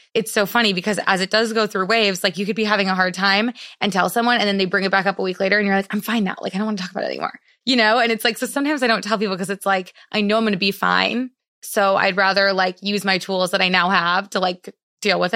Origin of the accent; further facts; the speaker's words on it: Madison, Wisconsin, United States; moved away; I grew up in Madison, Wisconsin